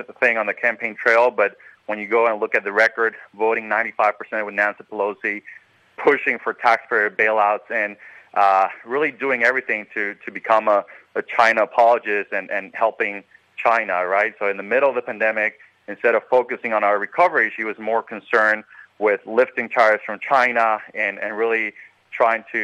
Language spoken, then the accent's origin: English; Puerto Rico; now in Orlando, United States; I grew up in Puerto Rico